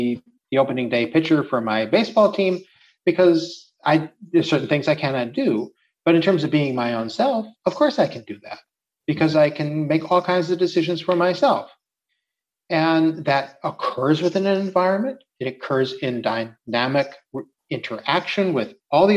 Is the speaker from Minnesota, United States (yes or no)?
yes; Minnesota, United States; now in Czech Republic; I grew up in Minnesota